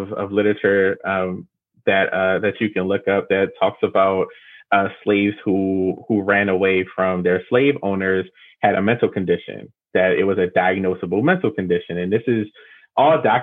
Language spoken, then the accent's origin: English; Baltimore, Maryland, United States; I'm from Baltimore, born and raised. There's, you know, I've been here my whole life